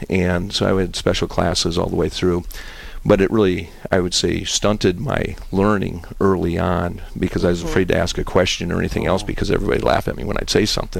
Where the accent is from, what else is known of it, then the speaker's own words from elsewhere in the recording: Sioux Falls, South Dakota, United States; born and raised right here in Sioux Falls, South Dakota. I have five brothers and sisters.